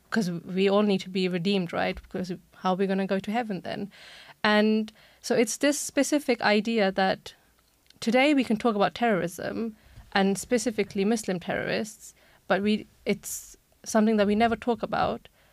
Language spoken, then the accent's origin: Icelandic; England, United Kingdom; Icelandic is a second language; also born or lived in Germany / Pakistan (parents); now in Iceland; ég fættis í Þískaland og ólst upp á um, Englandi